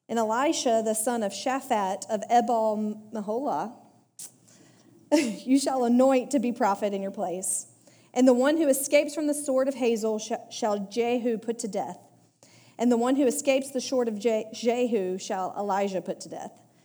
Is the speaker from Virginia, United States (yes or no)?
no; Alabama, United States; I'm from Alabama